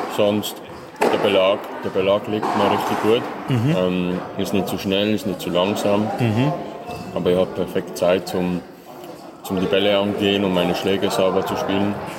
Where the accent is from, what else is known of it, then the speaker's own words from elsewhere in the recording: Möhlin, Aargau, Switzerland; ich war damals beim F C Möhlin. Mhm. Also das ist in meinem, in meinem Dorf, also in meiner Heimat